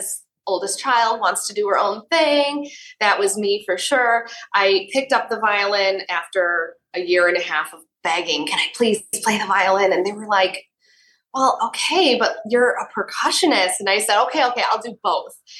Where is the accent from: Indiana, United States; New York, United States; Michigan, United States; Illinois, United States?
Illinois, United States; Yorkville; I grew up in nearby Yorkville, Illinois.